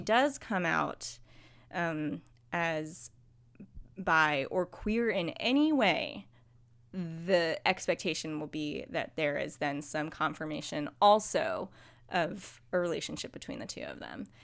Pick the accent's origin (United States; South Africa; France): United States; as an American